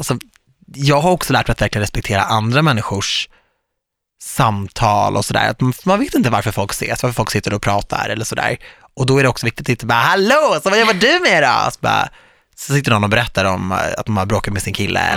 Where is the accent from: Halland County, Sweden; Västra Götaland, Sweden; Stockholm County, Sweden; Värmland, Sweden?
Stockholm County, Sweden; Viksjö; moved away; Jag är från Viksjö